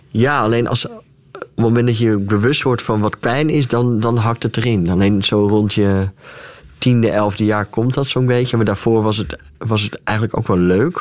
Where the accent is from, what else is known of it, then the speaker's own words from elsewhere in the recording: Friesland, Netherlands; ik kom uit Friesland